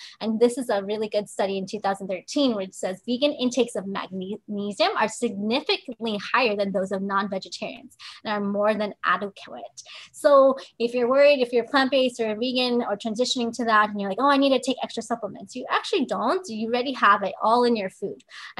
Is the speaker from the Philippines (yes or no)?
yes; Philippines; And I didn't grow up on turmeric either. You know, I'm actually Filipina.